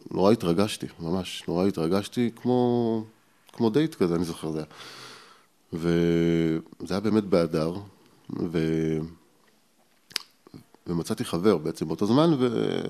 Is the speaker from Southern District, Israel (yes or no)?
no; Ariel, Judea and Samaria, Israel; also born or lived in Petah Tikva / Jerusalem; אבל גדלתי באריאל, זאת אומרת, מגיל 6-7 אה, גדלתי באריאל. אני אריאלי במקור.